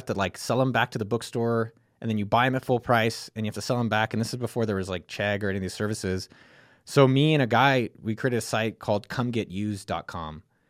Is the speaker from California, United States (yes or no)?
yes; California, United States; I grew up in Silicon Valley, you know, around a lot of it, you know, 2 miles from Apple campus.